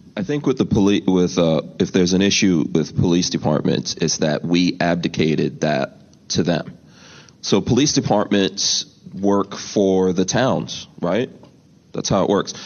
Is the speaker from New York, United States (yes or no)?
yes; New York City, New York, United States; I grew up in New York City. Um, you know, my my family are immigrants